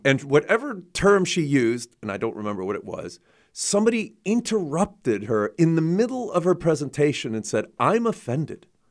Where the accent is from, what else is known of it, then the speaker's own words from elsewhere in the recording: Chicago, Illinois, United States; I grew up in Chicago too